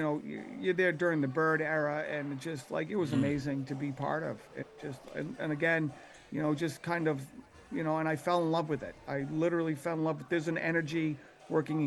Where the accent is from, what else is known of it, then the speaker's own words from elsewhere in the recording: Boston, Massachusetts, United States; growing up in Dorchester